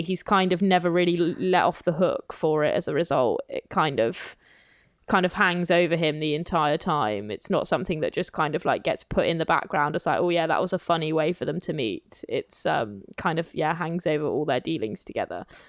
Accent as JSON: {"language": "English", "area": "near Wales", "region": "England", "country": "United Kingdom", "tie": "born or raised there", "said": "I grew up kind of near Wales"}